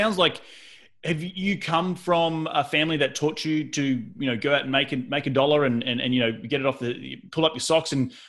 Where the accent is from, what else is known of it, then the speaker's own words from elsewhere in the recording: Australia; Growing up in Australia is a little bit different.